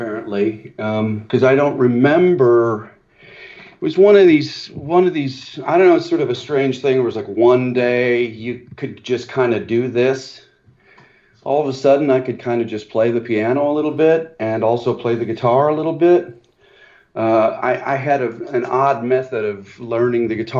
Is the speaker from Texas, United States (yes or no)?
no; Morton, Illinois, United States; I grew up in Morton, Illinois.